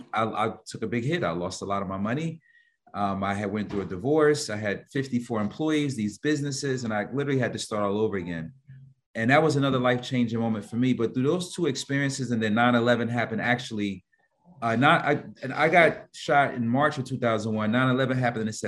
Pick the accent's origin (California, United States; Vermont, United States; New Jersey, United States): New Jersey, United States; Newark; I'm from Newark, New Jersey, which you're familiar where the airport is at, one of the major hubs. But it's when I grew up in the 80s, it was a bad area